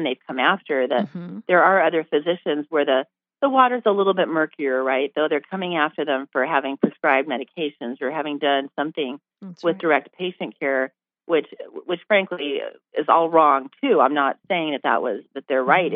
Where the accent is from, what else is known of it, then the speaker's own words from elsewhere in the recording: United States; I was born right here in America